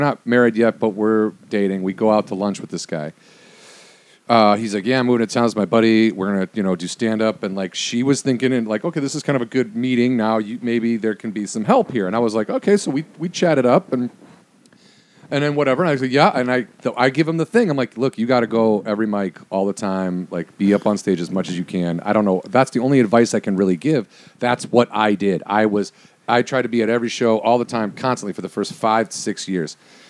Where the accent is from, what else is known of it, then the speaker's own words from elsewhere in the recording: suburbs of Chicago, Illinois, United States; Growing up in the suburbs of Chicago